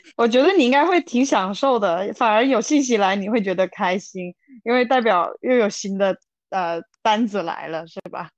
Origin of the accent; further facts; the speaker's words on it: China; moved away; 我以前在是大陆出生的嘛